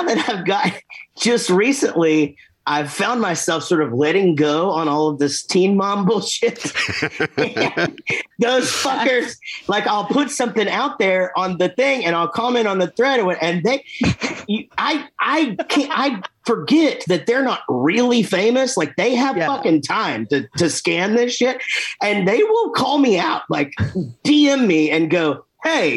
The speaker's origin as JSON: {"language": "English", "region": "Texas", "country": "United States", "said": "we're from Texas"}